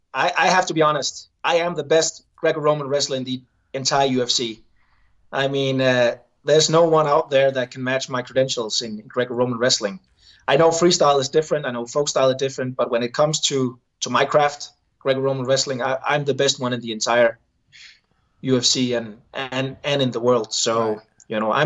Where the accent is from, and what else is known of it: Denmark